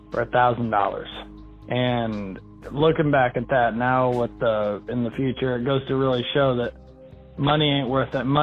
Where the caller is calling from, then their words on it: Arizona, United States; listening from Arizona, just on my way to work.